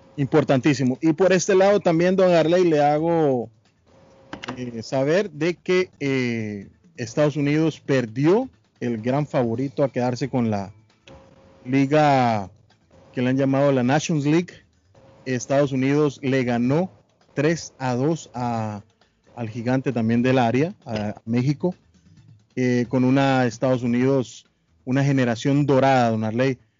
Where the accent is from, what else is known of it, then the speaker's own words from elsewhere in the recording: Guatemala; soy guatemalteco